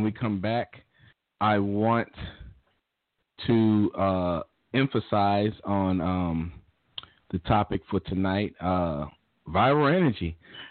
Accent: Maryland, United States; So we're in Maryland, and we're born and raised in Maryland.

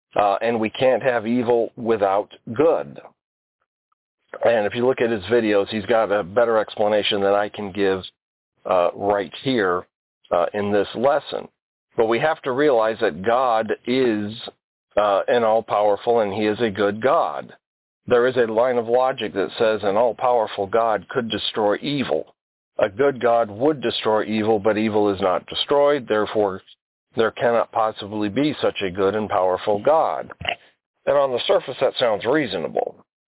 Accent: Alaska, United States; also born or lived in Alabama; Now, I was born in Alabama. Anybody who knows me knows that. But I grew up in Alaska. I was about 11 months old when my dad, the Air Force, shipped us off to Alaska

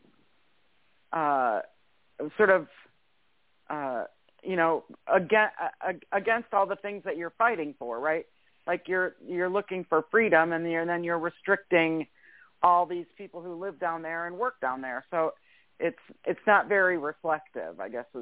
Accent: Michigan, United States; I grew up in Michigan

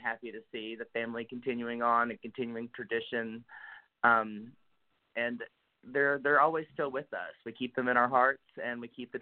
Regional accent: Pocahontas, Arkansas, United States; Born and raised in Pocahontas, Arkansas

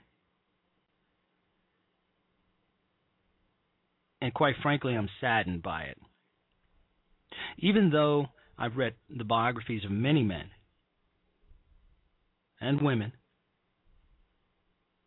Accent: Chicago, Illinois, United States; moved away; also born or lived in Evanston, Illinois; I'm a Chicagoan, and I grew up in the city of Chicago

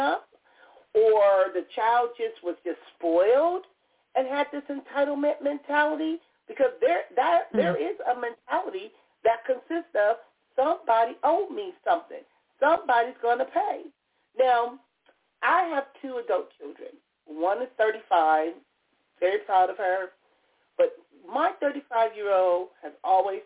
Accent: Compton, California, United States; I grew up in Compton

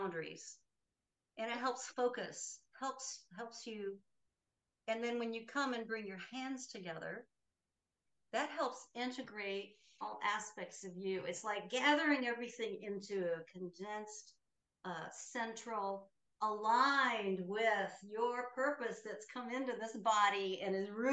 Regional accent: the Midwest of the United States, United States; I grew up Catholic in the Midwest of the United States

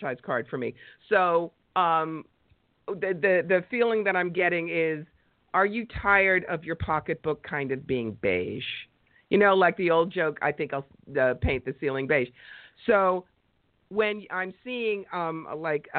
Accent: New York, United States; I'm a New Yorker and I talk fast

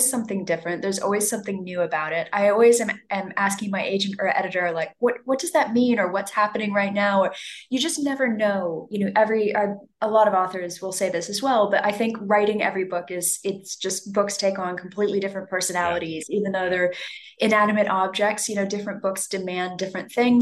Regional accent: Los Angeles, California, United States; accent: American; moved away as an adult; now in London, United Kingdom; I was born and raised in Los Angeles

